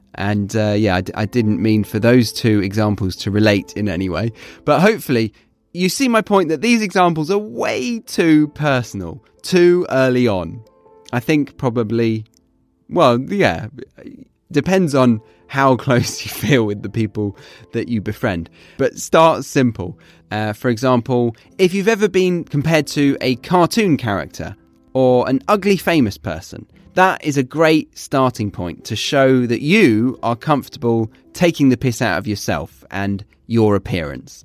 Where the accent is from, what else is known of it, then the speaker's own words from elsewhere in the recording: the south of England, United Kingdom; moved away as an adult; having grown up as a Brit in the south of England, and then in 2013, at the age of 23, I decided to do a spot of globetrotting